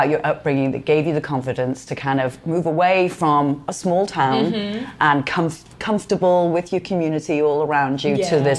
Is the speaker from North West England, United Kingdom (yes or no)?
yes; Liverpool, North West England, United Kingdom; moved away as an adult; now in United States; I've been in this country almost 30 years, and I always have to say this expression is that you can take the girl out of Liverpool, but you can't get the Liverpool out of the girl.